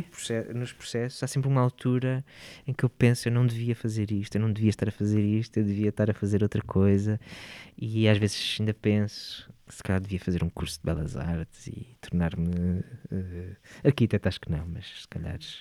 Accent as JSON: {"language": "Portuguese", "town": "Porto", "region": "Norte", "country": "Portugal", "tie": "born or raised there", "moved": "as an adult", "said": "Nasci no Porto, no Hospital Santa Maria, e vivi sempre lá, sim. As minhas raízes estão todas lá. Estudei também lá, portanto vivi lá até aos 19"}